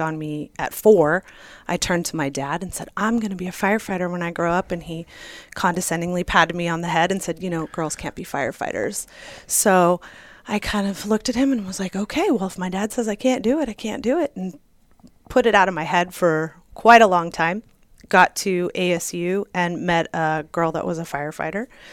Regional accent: Santa Monica, California, United States; now in Arizona, United States; I grew up in Santa Monica, small beach town in California

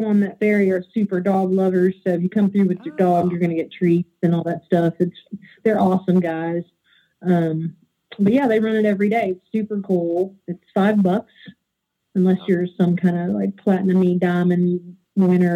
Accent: Eastern Kentucky, United States; also born or lived in Outer Banks, North Carolina; now in Northern Kentucky, United States; I grew up in Eastern Kentucky, and I grew up with my grandparents

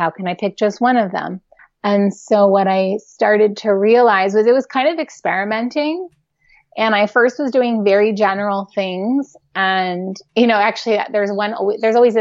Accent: New York City, New York, United States; I grew up in New York City

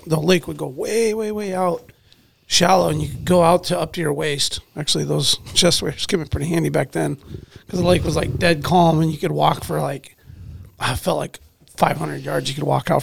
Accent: Alaska, United States; as an Alaskan

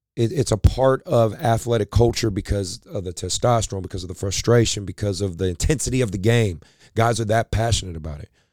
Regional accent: Oakland, California, United States; I grew up in Oakland, California, in, in West Oakland, very, um, very rough neighborhood

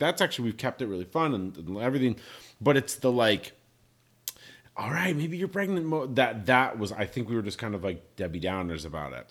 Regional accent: Ireland; I'm I'm Irish. we're a people of stories.

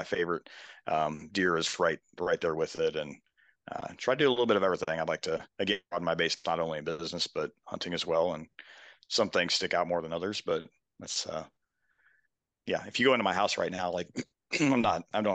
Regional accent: St. Charles, Missouri, United States; now in Columbia, United States; I grew up down in St. Charles, Missouri, down the suburb of St. Louis

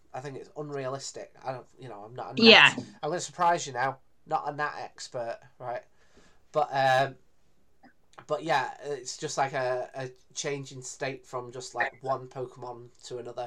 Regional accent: Greater Manchester, North West England, United Kingdom; I'm pretty much from Manchester, even though I'm from the city next door

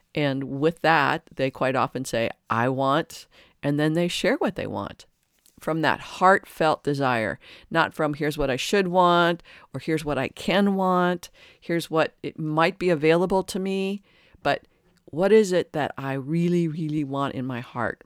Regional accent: Detroit, Michigan, United States; And I grew up in Detroit, uh, outside Detroit.

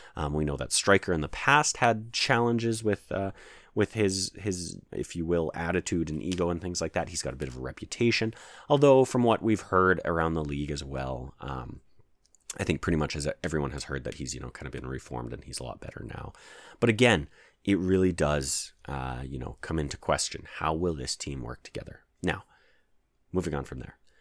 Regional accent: Calgary, Alberta, Canada; I am Canadian and I live in Canada

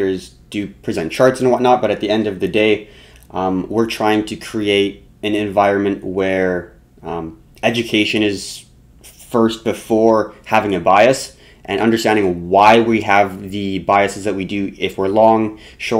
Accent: Canada; we are Canadian

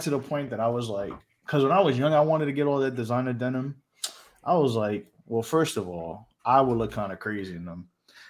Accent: New York, United States; now in Charlotte, United States; I live in Charlotte. Listen, I'm from New York. I live in Charlotte.

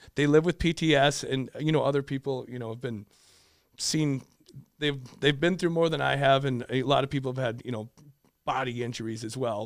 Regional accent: Richfield, Minnesota, United States; so I grew up in Richfield, loved it, uh, high school, got to play with my brother for two years.

